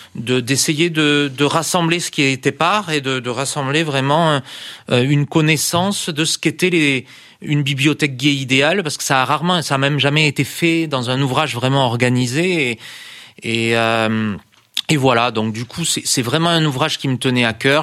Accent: France; je suis français

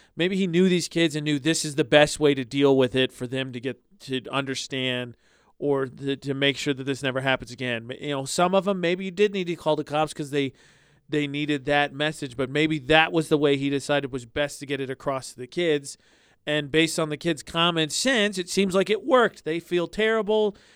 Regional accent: Indiana, United States; moved away; my hometown in Indiana

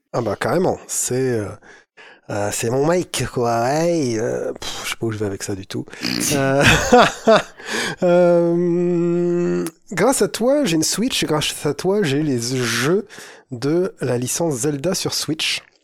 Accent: the North, northern France, France; Chez nous, dans le Nord

